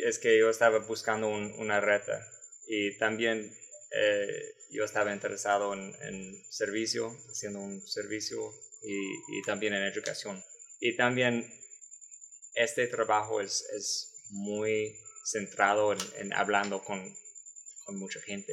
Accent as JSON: {"language": "Spanish", "town": "San Antonio", "region": "Texas", "country": "United States", "second_language": "Spanish", "moved": "as an adult", "lives_now": "Baranoa, Colombia", "said": "soy de San Antonio, Texas"}